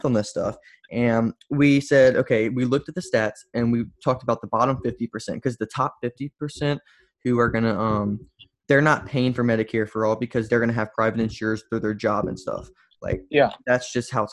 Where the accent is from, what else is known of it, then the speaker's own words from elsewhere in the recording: Louisiana, United States; I come from Louisiana, where everyone's a Republican